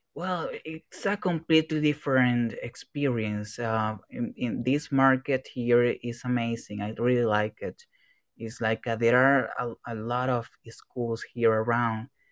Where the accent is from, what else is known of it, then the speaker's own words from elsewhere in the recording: Venezuela; English is a second language; now in Sao Paulo, Brazil; I am from Venezuela, uh, but I'm living here now in Brazil, in Sao Paulo specifically